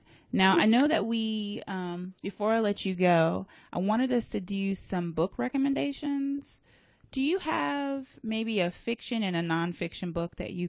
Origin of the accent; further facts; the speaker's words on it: Alaska, United States; I grew up in Alaska, so you can imagine the type of education I got on my Black history, much less as a Black woman